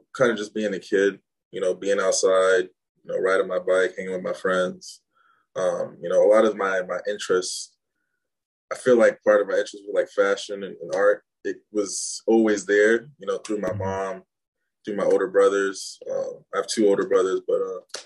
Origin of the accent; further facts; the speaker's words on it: Rockville, Maryland, United States; also born or lived in Gaithersburg, Maryland / Germantown, Maryland; born and raised in Maryland